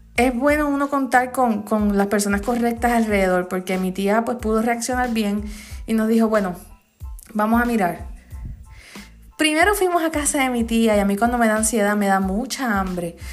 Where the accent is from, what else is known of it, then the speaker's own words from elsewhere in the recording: Comerío, Puerto Rico; en mi pueblo, en Comerío